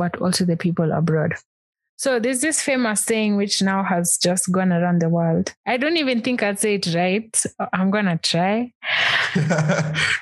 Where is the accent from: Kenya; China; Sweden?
Kenya; as a Kenyan